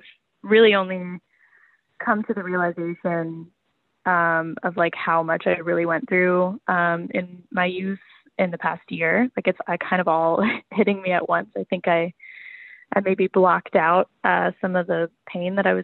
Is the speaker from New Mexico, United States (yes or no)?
no; Las Vegas, Nevada, United States; now in Seattle, United States; I grew up in Vegas, so you know, those 100 degree summers